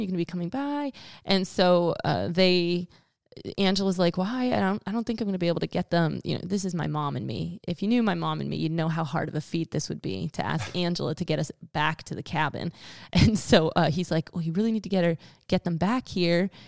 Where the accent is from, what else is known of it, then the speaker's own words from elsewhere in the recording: Pennsylvania, United States; moved away; I'm from Pennsylvania